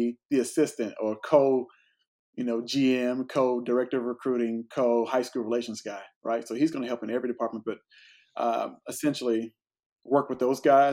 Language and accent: English; Greenville, Texas, United States; my hometown of Greenville, Texas